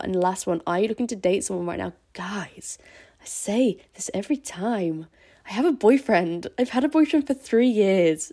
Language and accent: English; Scarborough, Yorkshire and the Humber, United Kingdom; where I'm from, in Scarborough.